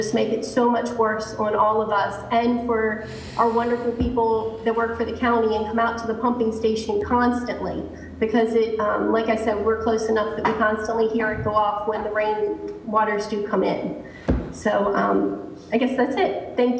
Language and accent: English; Eastern Shore, Maryland, United States; I was born and raised on the Eastern Shore, so we're used to water